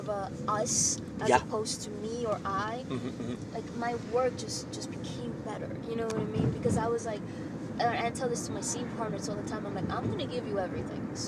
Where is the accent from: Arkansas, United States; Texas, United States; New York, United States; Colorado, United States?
New York, United States; now in Los Angeles, United States; I'm a New Yorker. Living